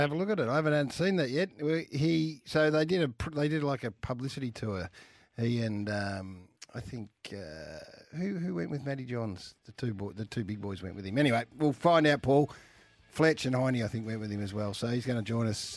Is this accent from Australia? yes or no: yes; Australia; I'm an Aussie too